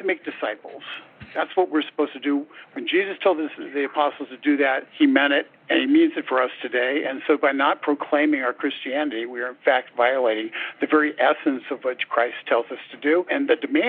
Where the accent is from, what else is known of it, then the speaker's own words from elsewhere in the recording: Riverside County, Southern California, United States; I grew up in Southern California, did in a more rural part out in Riverside County primarily